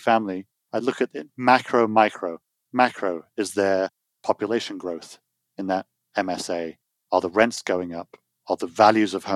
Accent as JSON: {"language": "English", "country": "United Kingdom", "moved": "yes", "lives_now": "United States", "said": "I'm British with American passport now, so I'm dual citizen."}